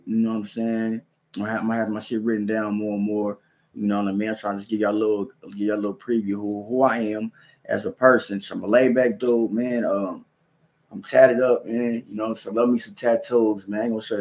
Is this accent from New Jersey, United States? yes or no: no; Kansas City, Missouri, United States; moved away as an adult; now in Lincoln, United States; I'm from Kansas City, Missouri, but I live in Nebraska. I live in Lincoln, Nebraska right now.